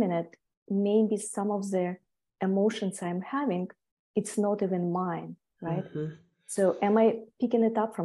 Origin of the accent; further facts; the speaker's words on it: Siberia, Tuva, Russia; moved away as an adult; also born or lived in Europe / Hawaii; now in United States; I was born in a little town near border with Mongolia. It's a little republic called Tuva